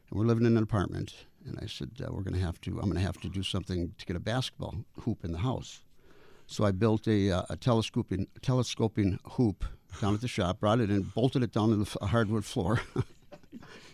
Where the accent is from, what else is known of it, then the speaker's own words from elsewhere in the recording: Minnesota, United States; also born or lived in Duluth, Minnesota; I'm from Minnesota, born in Duluth